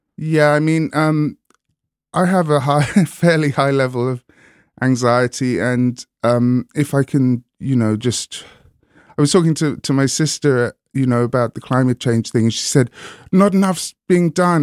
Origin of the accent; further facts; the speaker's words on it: Hastings, South East England, United Kingdom; also born or lived in London; now in Brighton, United Kingdom; I grew up in Hastings, I call Brighton home now